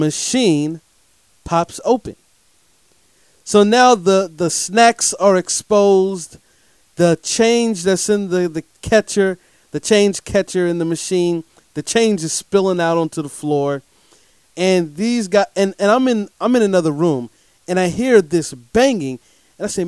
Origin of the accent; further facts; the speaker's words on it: Durham, North Carolina, United States; I'm here coming to you from the Bull City of Durham, North Carolina, my hometown